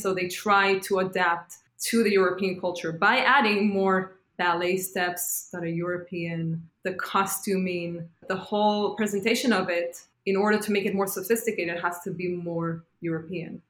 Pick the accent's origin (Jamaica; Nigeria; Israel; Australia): Israel; moved away as an adult; now in New York City, United States; And I said, From Israel.